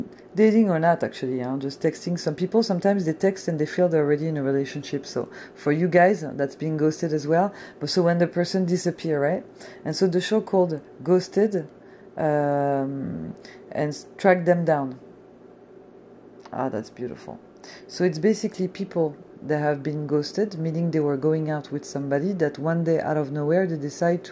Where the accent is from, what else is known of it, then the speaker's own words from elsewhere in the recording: France; moved away; I'm a chick from France